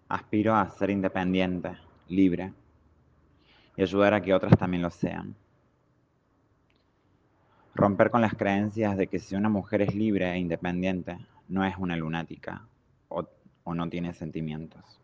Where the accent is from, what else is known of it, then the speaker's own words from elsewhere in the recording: Córdoba, Argentina; de Córdoba, Argentina.